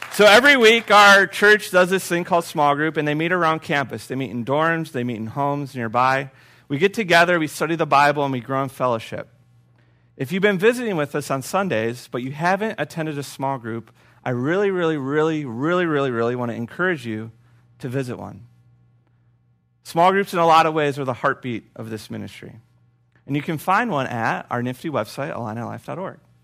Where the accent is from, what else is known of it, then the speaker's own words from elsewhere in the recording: Urbana, Illinois, United States; I'm from Urbana, by the way. U-Town forever